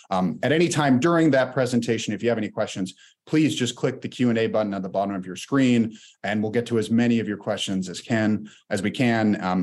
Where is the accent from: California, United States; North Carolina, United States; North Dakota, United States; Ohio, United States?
California, United States; moved away as an adult; now in Charlottesville, United States; I'm a 2L at the law school. I'm originally from California, but happy to call Charlottesville my home now